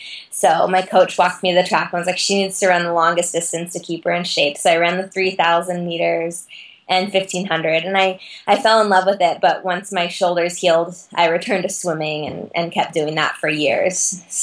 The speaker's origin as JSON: {"language": "English", "town": "Eugene", "region": "Oregon", "country": "United States", "tie": "born or raised there", "moved": "yes", "lives_now": "Colorado, United States", "said": "I was born in Eugene, Oregon, so running is a huge part of life there. I grew up going to track meets at Hayward Field"}